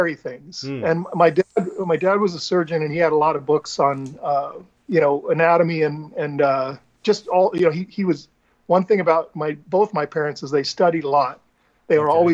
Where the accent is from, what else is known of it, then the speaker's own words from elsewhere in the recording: Mesa, Arizona, United States; moved away as an adult; also born or lived in Phoenix, Arizona; now in California, United States; most of my life was in Mesa